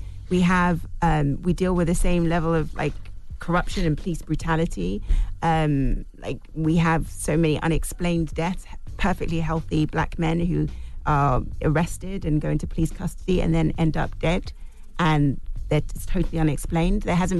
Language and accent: English; United Kingdom; You know, I am British, and I'm learning about an African-American experience, and it is different.